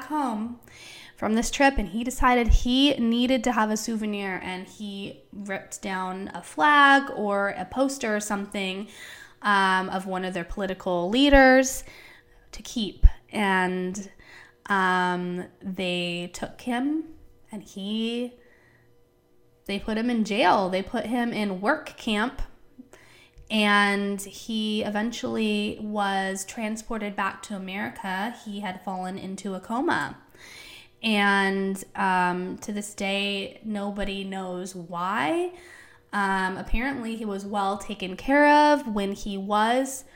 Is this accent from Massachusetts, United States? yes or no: no; Palm Springs, California, United States; That's my hometown